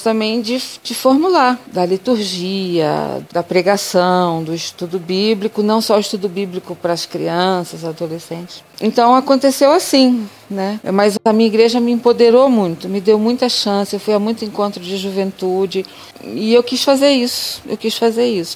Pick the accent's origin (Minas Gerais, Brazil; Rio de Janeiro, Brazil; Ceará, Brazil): Rio de Janeiro, Brazil; interior of; moved away; also born or lived in southern Bahia / Mato Grosso; eu sou do interior do Rio de Janeiro